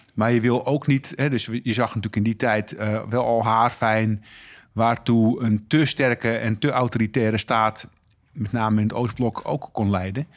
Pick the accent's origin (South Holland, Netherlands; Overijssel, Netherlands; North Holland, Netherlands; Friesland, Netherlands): North Holland, Netherlands; Texel; ik groeide op op Texel